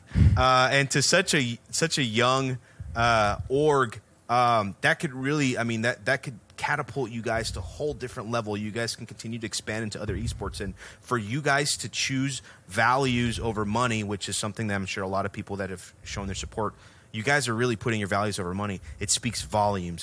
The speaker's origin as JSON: {"language": "English", "town": "Houston", "region": "Texas", "country": "United States", "said": "we're from Houston"}